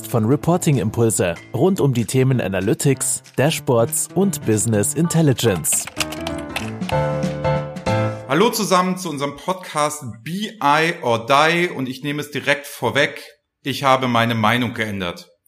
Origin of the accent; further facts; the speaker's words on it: Flensburg, Schleswig-Holstein, Germany; born there; now in Hamburg, Germany; ich bin ja gebürtiger Flensburger und wohne ja jetzt in Hamburg